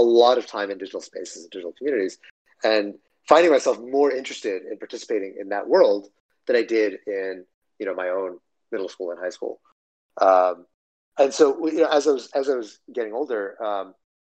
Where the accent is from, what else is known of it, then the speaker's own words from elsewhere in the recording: Dripping Springs, Texas, United States; I grew up in Texas, in a small town. Most of my upbringing was in a small town called Dripping Springs